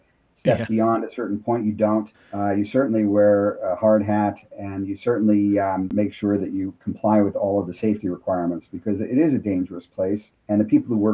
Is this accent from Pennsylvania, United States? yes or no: yes; Pennsylvania, United States; Pennsylvania, my home state